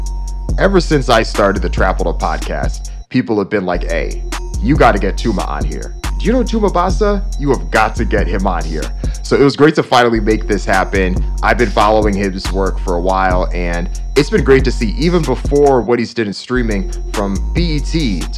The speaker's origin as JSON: {"language": "English", "country": "Jamaica", "said": "I'm Jamaican"}